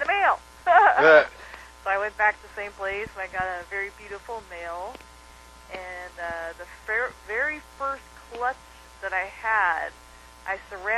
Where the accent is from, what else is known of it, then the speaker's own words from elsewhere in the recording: California, United States; I grew up in California all my life, and I spent many summers in Colorado growing up